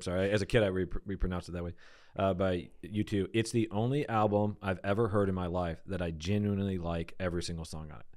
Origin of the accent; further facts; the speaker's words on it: Detroit, Michigan, United States; moved away; I grew up on such flat, Detroit